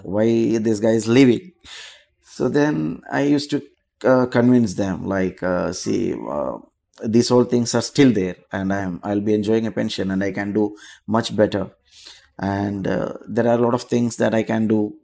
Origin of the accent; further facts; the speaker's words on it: Kochi, Kerala, India; moved away as an adult; also born or lived in Goa; now in Dubai, United Arab Emirates; I'm from Cochin, Kerala